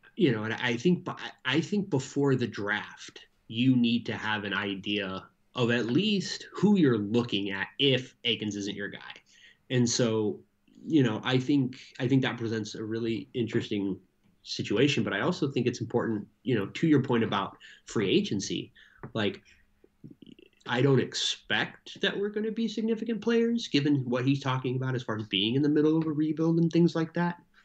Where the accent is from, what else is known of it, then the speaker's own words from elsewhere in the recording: United States; as an American